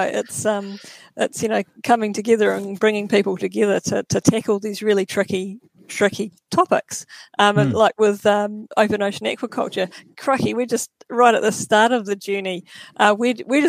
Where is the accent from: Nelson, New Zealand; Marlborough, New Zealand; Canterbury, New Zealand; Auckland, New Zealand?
Nelson, New Zealand; I've born and bred in Nelson, lived here all my life